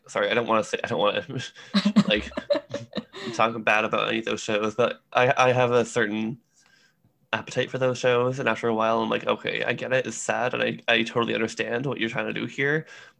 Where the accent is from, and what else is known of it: Canada